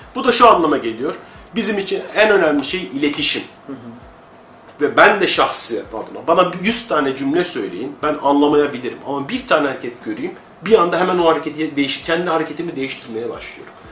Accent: Anatolia, Turkey; Önce, önce insanım, sonra Anadolu'luyum, sonra Türk'üm.

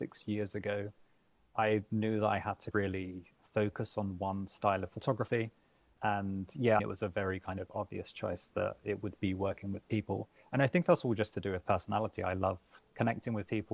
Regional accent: London, United Kingdom; moved away as an adult; now in Barcelona, Spain; I'm from London. I moved to Barcelona 12 years ago.

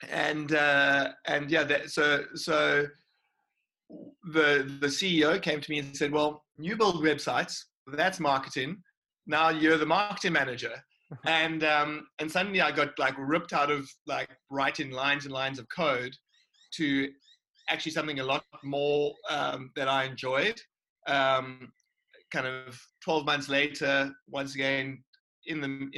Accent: Cape Town, Western Cape, South Africa; I've always been here in Cape Town

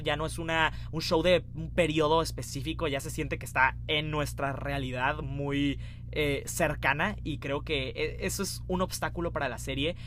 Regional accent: Mexico; siendo mexicano

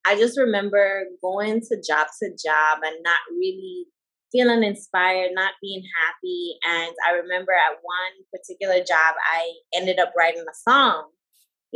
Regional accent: Atlanta, Georgia, United States; also born or lived in U.S. Virgin Islands; I grew up in the States, actually. I grew up in Atlanta, Georgia, Coweta County to be exact

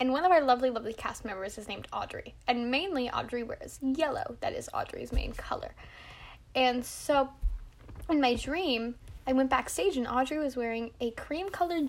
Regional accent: United Kingdom; I'm British

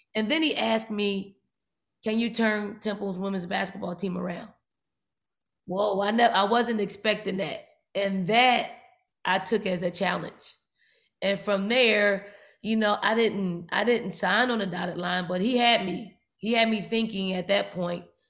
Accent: Philadelphia, Pennsylvania, United States; I grew up in North Philly and the projects in North Philly

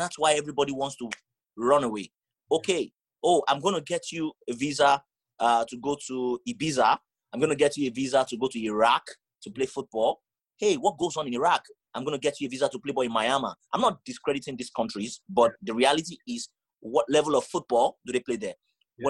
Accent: Nigeria; moved away

